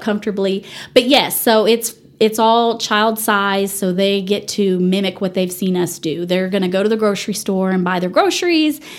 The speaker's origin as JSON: {"language": "English", "town": "Dallas", "region": "Texas", "country": "United States", "tie": "born or raised there", "also_born_or_lived": "Canyon, Texas", "moved": "as an adult", "lives_now": "Amarillo, United States", "said": "I grew up in the Dallas area"}